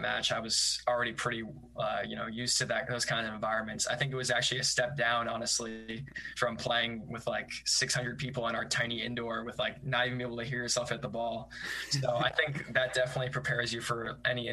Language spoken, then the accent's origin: English; New York, United States; because I'm from New York